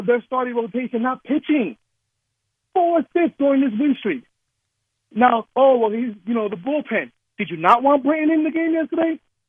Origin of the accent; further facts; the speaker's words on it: New Jersey, United States; now in Houston, United States; I'm a Yankee fan, born and raised in New Jersey